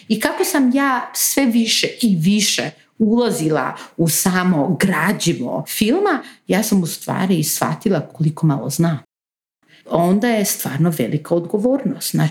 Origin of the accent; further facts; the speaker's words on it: North Macedonia; Znači ja nisam iz Bosne, iz Makedonije sam